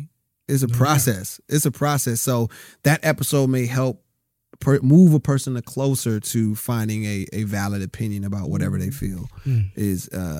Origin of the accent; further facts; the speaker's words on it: Rialto, California, United States; also born or lived in Compton; I grew up, like I said, I was in Compton. I grew up in Rialto. My father's from Harlem, New York.